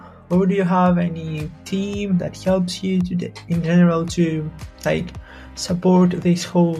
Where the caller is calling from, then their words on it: Greece; I'm from Greece right now, and we can have this amazing conversation while having an internet connection